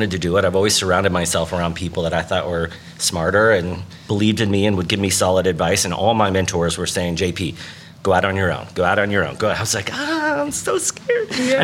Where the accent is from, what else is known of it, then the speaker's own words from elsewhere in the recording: Appalachia, United States; I'm this Appalachian homo activist